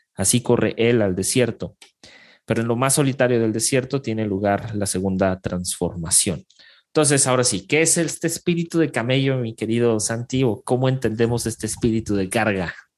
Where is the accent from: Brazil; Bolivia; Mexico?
Mexico; nosotros somos el vecino del norte, o sea, somos el vecino de Estados Unidos y Canadá